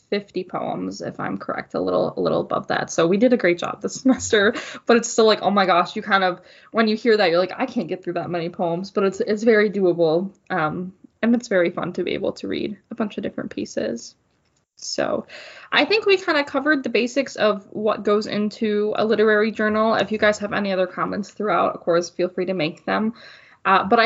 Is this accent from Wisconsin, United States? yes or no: yes; Wausau, Wisconsin, United States; moved away as an adult; now in Green Bay, United States; I was at a community college in my hometown